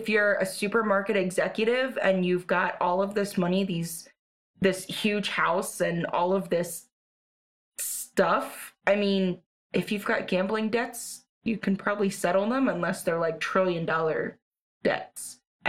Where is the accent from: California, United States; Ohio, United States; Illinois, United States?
California, United States; Or I'm from California, but is it possible in PA that?